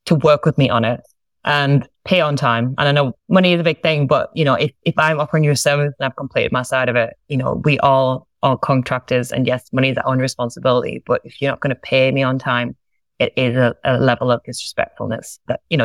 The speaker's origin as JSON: {"language": "English", "town": "Sunderland", "region": "North East England", "country": "United Kingdom", "moved": "as an adult", "lives_now": "Australia", "said": "I'm from a place called Sunderland in England, and I've been in Australia several years now, and I get to stay here, which is wonderful. That's where I'm originally from"}